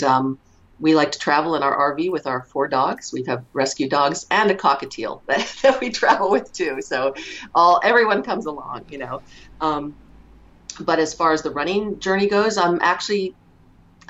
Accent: Western Pennsylvania, United States; moved away as an adult; also born or lived in Maine / Rochester, New York; now in Southern California, United States; was born in Western Pennsylvania, so go Steelers, still a big Steelers fan. that doesn't go away. Lived in Maine for 6 years because our dad's job took us there, so lived in coastal Maine, beautiful, area to grow up as a kid. Came back to Pennsylvania for high school

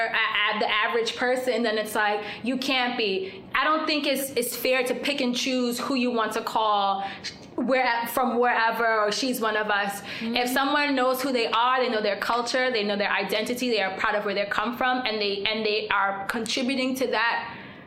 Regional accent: Guyana; now in United States; being Afro-Guyanese

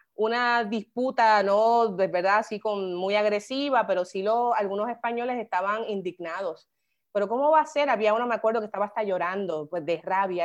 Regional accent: Carolina, Puerto Rico; moved away as an adult; also born or lived in San Juan, Puerto Rico / Madrid, Spain / New York, United States; yo soy una gigante de Carolina. Em, bien orgullosa de haberme criado eh, allí en Carolina, me crié en Villa Fontana

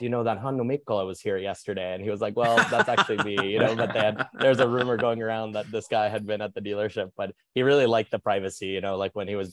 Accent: Miami, Florida, United States; born or raised there

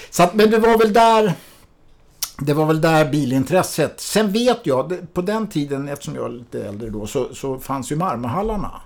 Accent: Mälaröarna, Stockholm County, Sweden; jag är ju uppvuxen ute på Mälaröarna

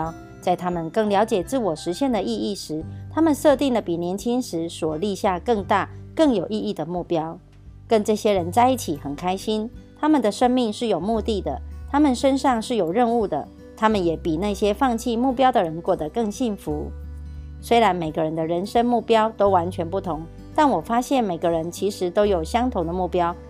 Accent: Miaoli County, Taiwan; 我是苗栗的

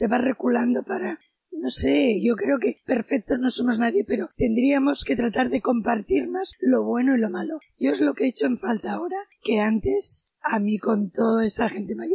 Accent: Barcelona, Catalonia, Spain; pero aquí yo vengo de Barcelona

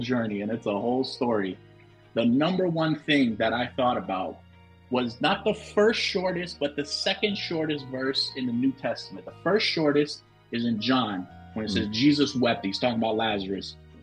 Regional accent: Hollywood, Florida, United States; moved away as an adult; also born or lived in Washington, D.C.; now in Kansas, United States; I was born in Hollywood, Florida

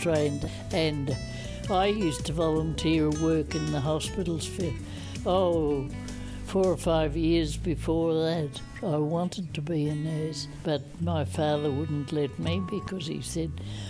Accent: Tasmania, Australia; moved away as an adult; also born or lived in Devonport / Melbourne; I grew up in Tasmania

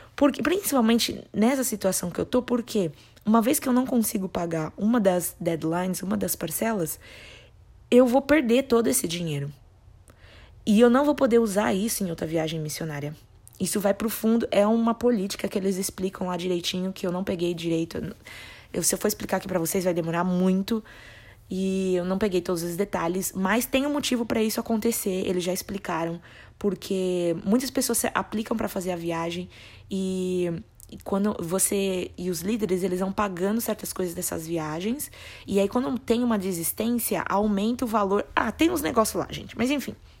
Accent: Brazil; como brasileiros, nós temos

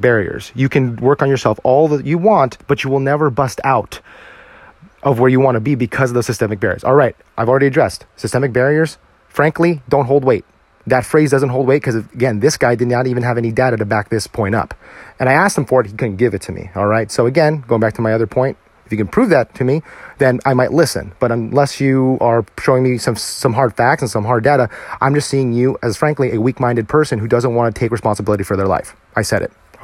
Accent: United States; I, as a Filipino American male or Asian American male

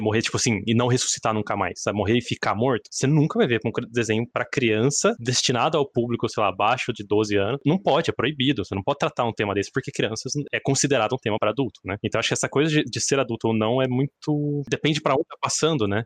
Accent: Brazil; nós brasileiros

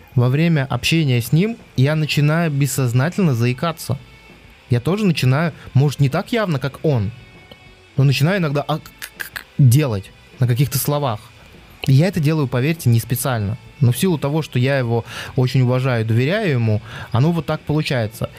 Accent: Belarus; accent: Belarusian; мне сразу все говорят, ты белорус. Хотя я белорусскую мову плохо знаю, ну, в школе учил

